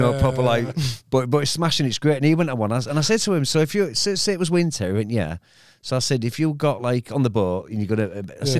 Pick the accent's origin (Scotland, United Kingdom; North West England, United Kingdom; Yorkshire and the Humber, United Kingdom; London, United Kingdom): Yorkshire and the Humber, United Kingdom; Hull; I'm from Hull, aren't I?